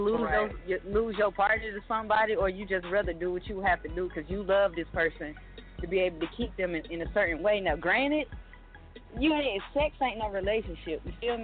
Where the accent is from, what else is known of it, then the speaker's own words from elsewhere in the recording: Atlanta, Georgia, United States; I'm from Atlanta. I'm from the home of the booty.